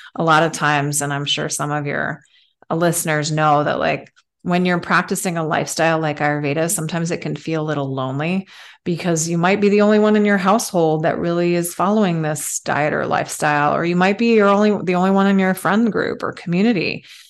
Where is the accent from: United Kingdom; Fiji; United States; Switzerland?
Switzerland; moved away; I'm, I'm from Switzerland originally